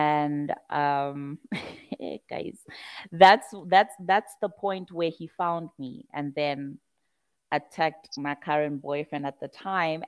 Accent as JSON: {"language": "English", "town": "Pietermaritzburg", "region": "KwaZulu-Natal", "country": "South Africa", "tie": "born or raised there", "moved": "yes", "said": "my hometown, Pietermaritzburg"}